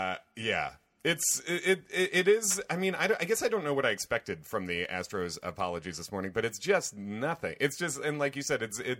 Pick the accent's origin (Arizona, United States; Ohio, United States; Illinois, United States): Illinois, United States; Hinsdale; moved away as an adult; now in New York City, United States; I'm originally from the Hinsdale, or like mainly grew up in the Hinsdale, Clarendon Hills area.